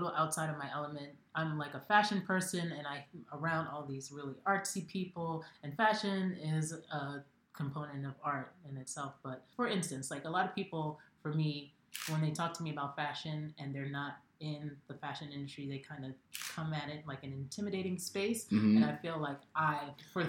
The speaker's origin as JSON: {"language": "English", "country": "Jamaica", "said": "I'm Jamaican"}